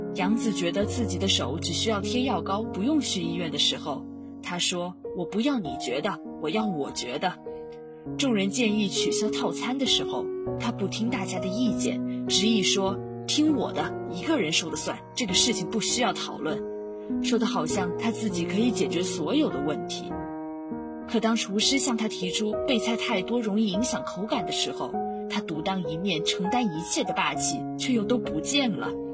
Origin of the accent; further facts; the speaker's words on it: Quanzhou, Fujian, China; moved away as an adult; now in Nanjing, China; 来自福建泉州